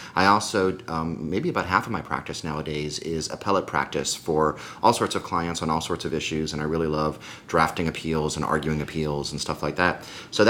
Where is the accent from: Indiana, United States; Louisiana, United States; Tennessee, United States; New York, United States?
Louisiana, United States; New Orleans; also born or lived in Atlanta / Washington, D.C.; Yeah, I was born and raised in New Orleans. Went to college in Atlanta at Emory, law school up in Washington, D.C. at Georgetown, and then came back home.